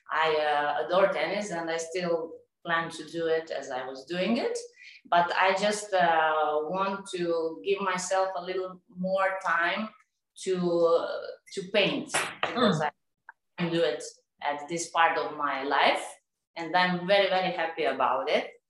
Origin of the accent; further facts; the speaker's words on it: Serbia; English is a second language; moved away as an adult; now in Dubai, United Arab Emirates; I'm from Serbia. Uh, I live in Dubai last four years.